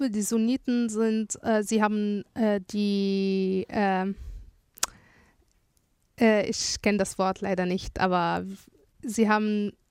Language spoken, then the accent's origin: German; Salamiyah, Hama Governorate, Syria; born there; Ich bin in einer kleinen Stadt in Syrien, die heißt Selemiye geboren. Äh, sie ist neben Homs.